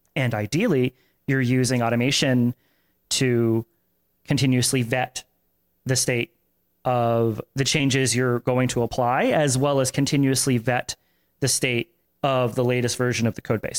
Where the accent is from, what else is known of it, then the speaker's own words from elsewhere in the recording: Tampa, Florida, United States; I grew up in Tampa